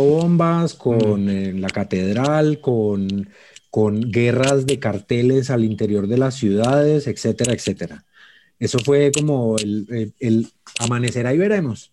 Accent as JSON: {"language": "Spanish", "country": "Colombia", "said": "como colombianos"}